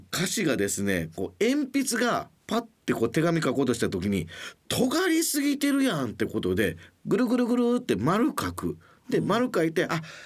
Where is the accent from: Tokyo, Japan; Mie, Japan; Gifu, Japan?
Mie, Japan; 僕の三重県出身なんですけど